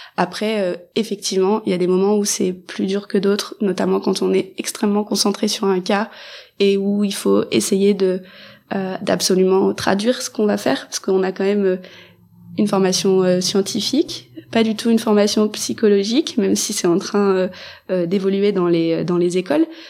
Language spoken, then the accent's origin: French; Mayenne, Pays de la Loire, France; chez nous en Mayenne